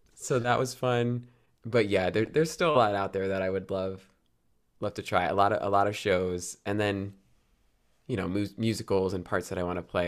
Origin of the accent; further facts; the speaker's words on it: New Jersey, United States; also born or lived in New York City; I grew up in New Jersey